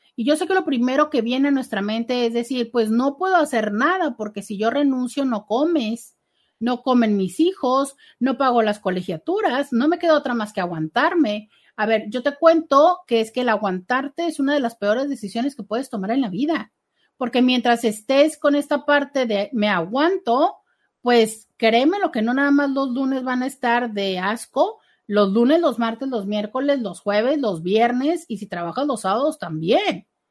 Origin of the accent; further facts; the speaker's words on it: Mexico; como cultura mexicana